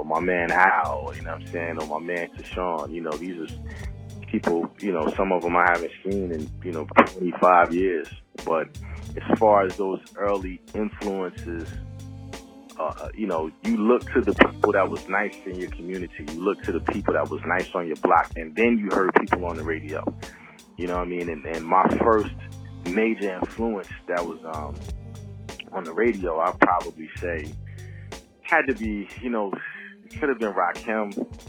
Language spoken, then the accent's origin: English; New Brunswick, New Jersey, United States; also born or lived in Willingboro, New Jersey; Yeah, I'm from New Brunswick, New Jersey, man. I grew up in New Brunswick and Willingboro, New Jersey. So, you know, I'm East Coast bound out here.